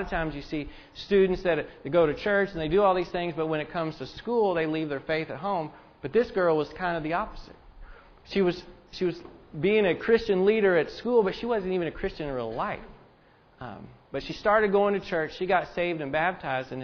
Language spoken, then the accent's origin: English; Indiana, United States; I am from Indiana. I root for the Hoosiers